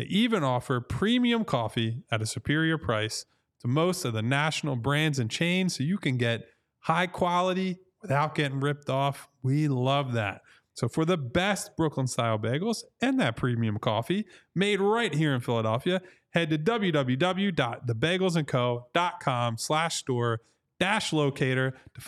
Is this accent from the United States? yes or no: no; Ireland; Got St. Patrick's Day, which is really, at this point, as an Irish person, just a drinking holiday, but we take those.